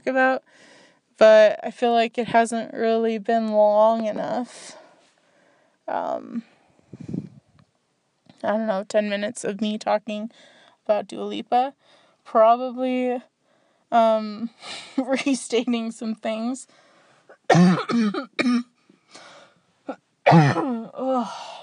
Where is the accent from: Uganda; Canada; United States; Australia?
Canada; I'm from Canada